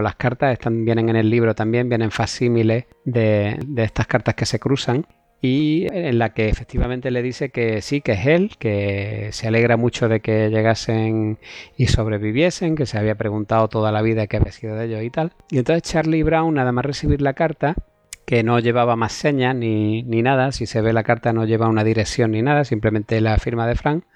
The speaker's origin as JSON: {"language": "Spanish", "town": "Cuevas de San Marcos", "region": "Andalusia", "country": "Spain", "said": "yo soy de Cueva de San Marcos, aunque es provincia de Málaga, pero es el último pueblo."}